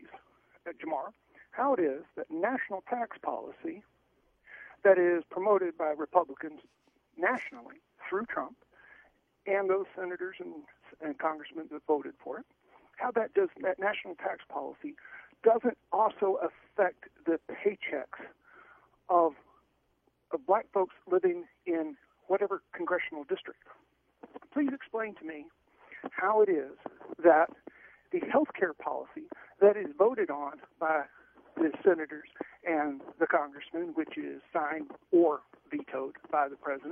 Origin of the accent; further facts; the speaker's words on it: United States; I was born in the United States of America